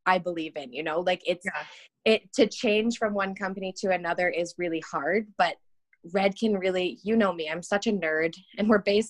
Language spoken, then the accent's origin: English; Ontario, Canada; moved away as an adult; now in Calgary, Canada; So I'm from Ontario originally. So in Ontario at the time, you could do something called a youth apprenticeship. So in grade 11, I started going to the salon